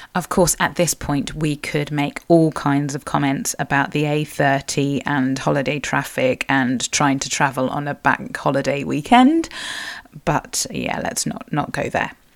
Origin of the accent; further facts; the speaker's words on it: Cornwall, South West England, United Kingdom; I am a Cornish writer, blogger, and sometimes podcaster